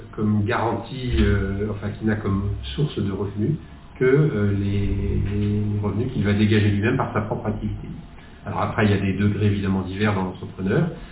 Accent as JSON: {"language": "French", "area": "the West", "region": "western France", "country": "France", "also_born_or_lived": "Netherlands / Nantes", "said": "je suis revenu dans l'Ouest, qui est ma région d'origine"}